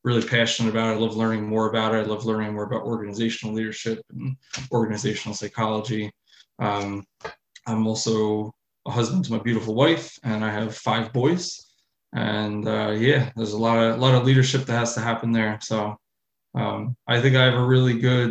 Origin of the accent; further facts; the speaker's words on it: New York, United States; I'm from New York. I live about an hour from Manhattan